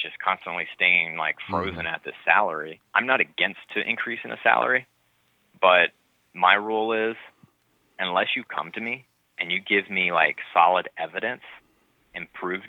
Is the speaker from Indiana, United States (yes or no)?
yes; New Albany, Indiana, United States; now in Mount Pleasant, United States; where I grew up in New Albany, Indiana